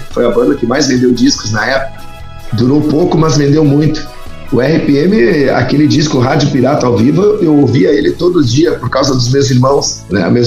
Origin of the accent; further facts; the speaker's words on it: Tucunduva, Rio Grande do Sul, Brazil; also born or lived in Santa Rosa; eu nasci em Santa Rosa e, e logo, logo fui para Tucunduva, né? Então eu, eu, me criei, digamos assim, a, a minha infância foi em Tucunduva.